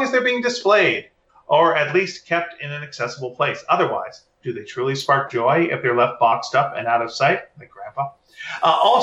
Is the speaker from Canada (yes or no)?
yes; Montreal, Quebec, Canada; I grew up in Montreal, so like our school library had both